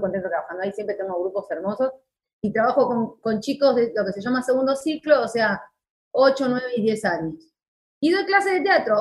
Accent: Moreno, Buenos Aires Province, Argentina; toda mi vida viví en Moreno

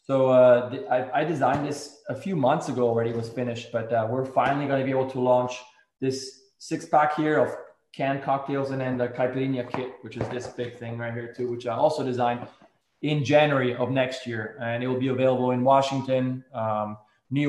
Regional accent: Switzerland; now in Seattle, United States; growing up in Switzerland

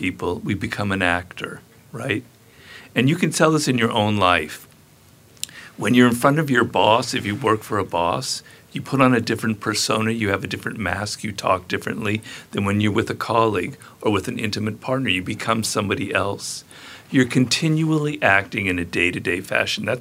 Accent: Los Angeles, California, United States; I'm Jewish from Los Angeles

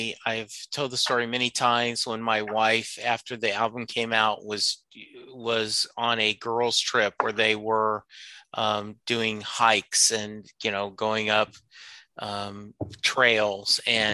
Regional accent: Louisiana, United States; And I'm from Louisiana originally. New Orleans is one of our favorite cities to go to.

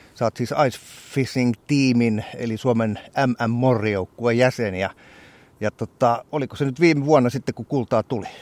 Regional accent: South Kymenlaakso, Finland; meillä Etelä-Kymenlaaksossa on, siellä on sellainen sanonta

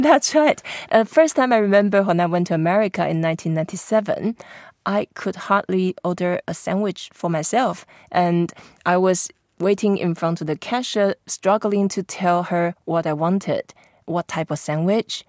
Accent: Taipei, Taiwan; I grew up in Taipei

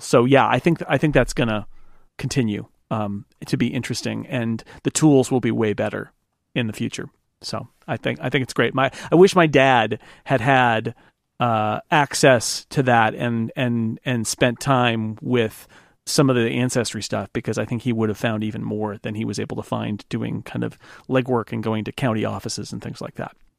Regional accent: United States; mine as an American

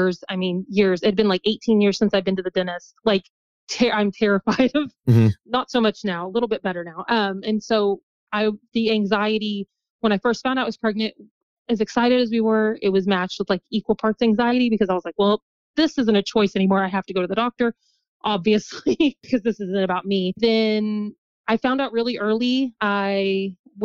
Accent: New Albany, Indiana, United States; accent: Midwest; also born or lived in Las Vegas, Nevada; New Albany is where I'm from, in very Southern Indiana, very, very bottom

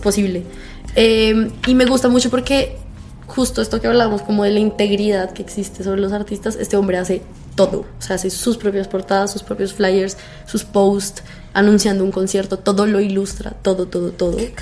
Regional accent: Colombia; yo soy de Colombia

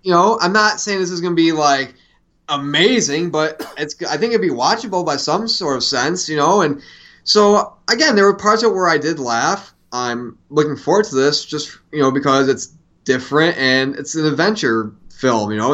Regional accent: Syracuse, New York, United States; when I was a kid growing up in Syracuse, New York

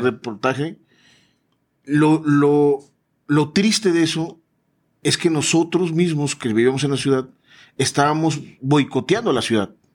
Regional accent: Tuxpan, Veracruz, Mexico; moved away; also born or lived in Coatzacoalcos, Veracruz; Yo no soy de Coaxacualcos, yo soy de Tuxpan, Veracruz

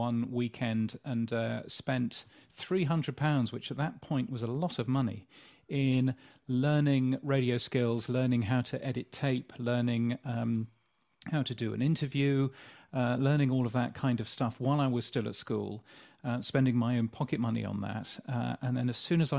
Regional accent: Yorkshire and the Humber, United Kingdom; also born or lived in Hammersmith, London; now in Australia; I was born in London, actually, but I grew up in Yorkshire.

